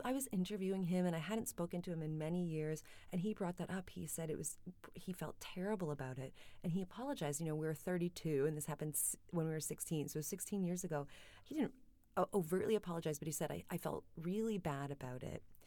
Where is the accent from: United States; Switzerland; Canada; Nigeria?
Canada; Kitchener, Ontario; now in London, United Kingdom; I presented my Kitchener-Waterloo piece in Camden.